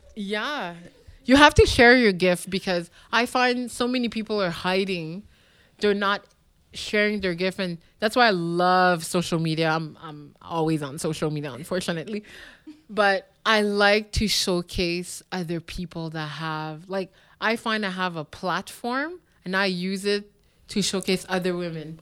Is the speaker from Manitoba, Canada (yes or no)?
no; Montreal, Quebec, Canada; moved away; also born or lived in Ottawa; I grew up in Park X, which is known now as a very uh, poor neighborhood